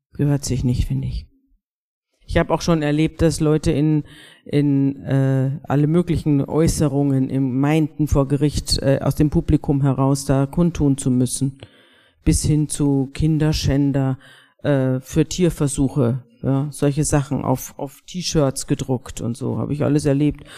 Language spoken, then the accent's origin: German; Bavaria, Germany; Wir sind alle aus Bayern